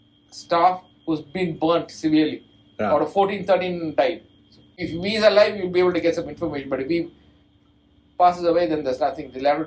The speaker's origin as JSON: {"language": "English", "town": "Kotagiri", "region": "Tamil Nadu", "country": "India", "tie": "born or raised there", "said": "my hometown in Kotagiri, where my wife lives"}